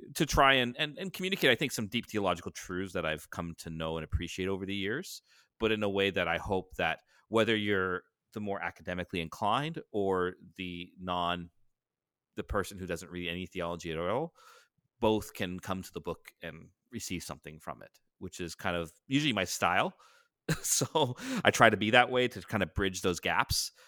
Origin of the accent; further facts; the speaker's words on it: Canada; up here in Canada